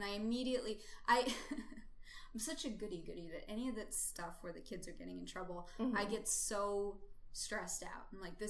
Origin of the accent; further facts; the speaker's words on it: United States; I'm American